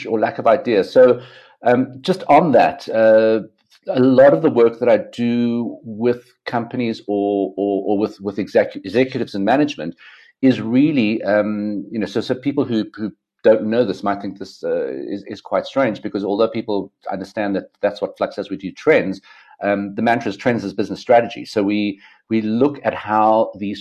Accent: South Africa; as a South African

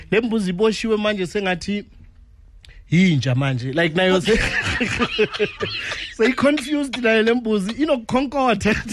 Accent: Bushbuckridge, Mpumalanga, South Africa; also born or lived in Witbank / Ermelo; now in Hammanskraal, South Africa; ngokuzalwa ngizalelwe eh, emkhuhle Bushbuck Ridge and then ngahlala nyane eWitbank ngahlala nyane eMelo manje ngiseHammanskraal kami.

